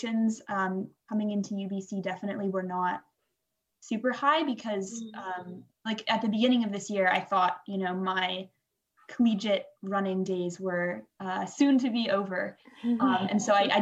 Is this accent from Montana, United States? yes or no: no; Washington, United States; moved away as an adult; also born or lived in Boston; now in Vancouver, Canada; I'm from the States. I went to high school in Washington